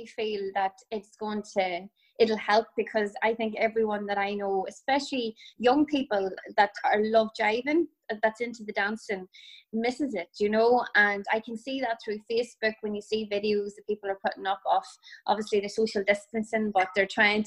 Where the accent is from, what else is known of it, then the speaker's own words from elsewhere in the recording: County Tyrone, Northern Ireland, United Kingdom; now in Sligo, Ireland; I'm originally from Tyrone